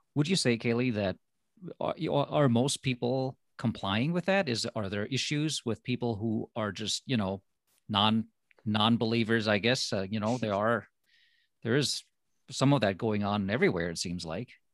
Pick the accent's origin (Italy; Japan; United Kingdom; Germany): Germany; moved away as an adult; also born or lived in Minnesota, United States; now in United States; I am from Germany. So for me, going to college, well, that was the reason to come to America